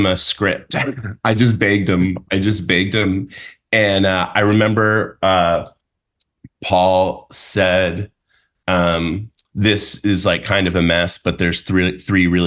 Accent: Seattle, Washington, United States; moved away as an adult; also born or lived in New York; now in Los Angeles, United States; I grew up in Seattle

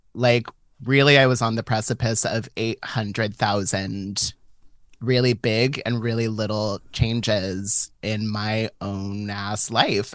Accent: San Francisco, California, United States; I was born and raised in San Francisco, but I was born and raised in, like, Catholic San Francisco

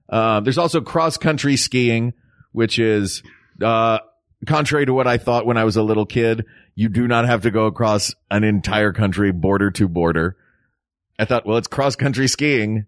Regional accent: the South, United States; This growing up in the South, like, we didn't do a lot of trips to, um, snowy places.

